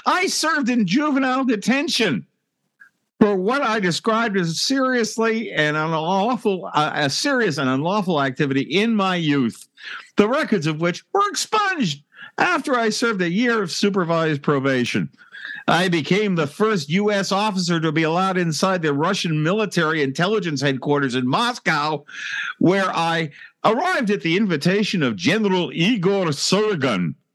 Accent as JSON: {"language": "English", "country": "Australia", "said": "my home country"}